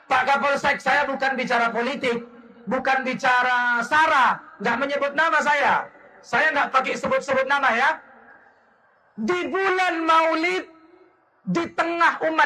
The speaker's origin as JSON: {"language": "Indonesian", "region": "Sumatra", "country": "Indonesia", "said": "Mohon maaf, kami orang Sumatera bukan kaleng-kaleng."}